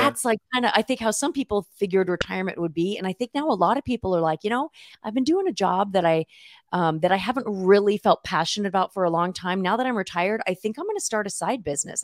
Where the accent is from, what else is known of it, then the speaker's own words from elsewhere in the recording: Southern California, United States; moved away as an adult; now in Chico, United States; I grew up in Southern California